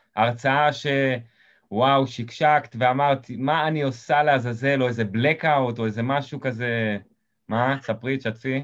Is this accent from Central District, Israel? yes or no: no; Eilot, Southern District, Israel; אני מקיבוץ אילות במקור